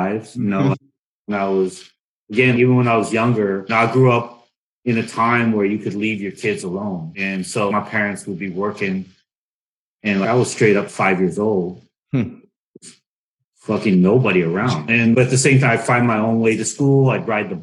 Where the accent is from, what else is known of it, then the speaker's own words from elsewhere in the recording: United States; growing up in America, I'm American too